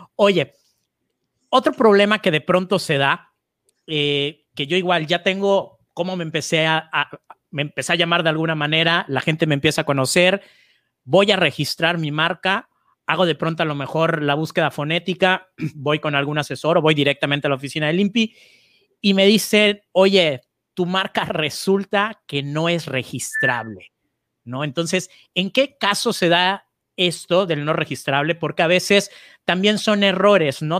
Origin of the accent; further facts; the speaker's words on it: Mexico; en mi país, en México